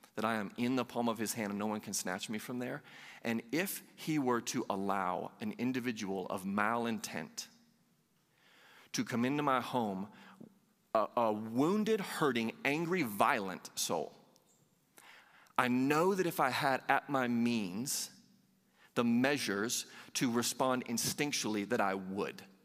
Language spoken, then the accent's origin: English; Southeast, United States; I grew up in the Southeast